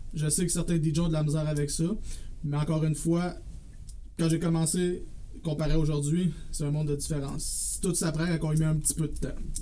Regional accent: Drummondville, Quebec, Canada; also born or lived in Saint-Jean-sur-Richelieu; Moi, je suis un gars original de Drummondville qui a vécu aussi 6 ans, pardon, à Saint-Jean-sur-Richelieu. Euh, je suis revenu à Drummondville quand j'ai eu 18 ans

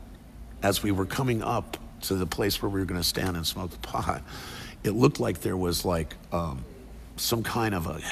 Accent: Monterey, California, United States; also born or lived in Cleveland, Ohio; at age 7, I moved out here with my mom, and we picked up in Monterey and kind of homesteaded with her brother for a long time, myself and my younger brother

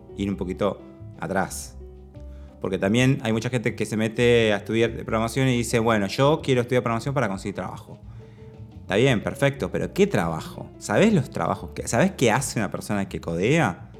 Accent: Argentina

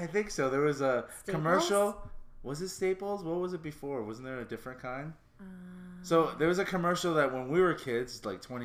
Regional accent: Toronto, Ontario, Canada; also born or lived in Hamilton, Ontario; I was born in Toronto, St. Joe's, for probably a year. Went to Hamilton for like 2 or 3 years and went back to Toronto

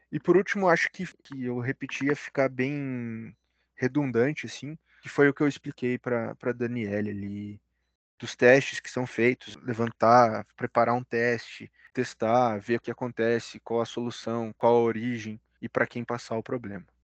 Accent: Curitiba, Paraná, Brazil; also born or lived in Ponta Grossa; minha naturalidade é de Curitiba mesmo, sou da região aqui do Paraná.

